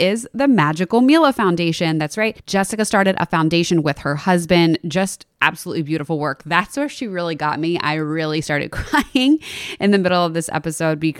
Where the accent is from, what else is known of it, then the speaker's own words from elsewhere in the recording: Philadelphia, Pennsylvania, United States; we're from Philadelphia.